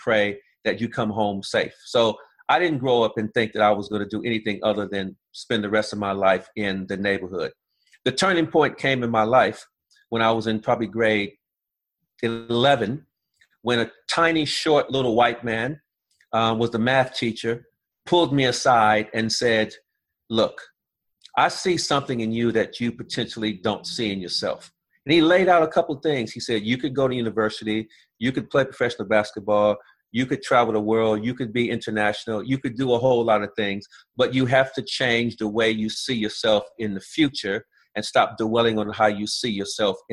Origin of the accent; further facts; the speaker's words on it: Los Angeles, California, United States; I grew up in South Central Los Angeles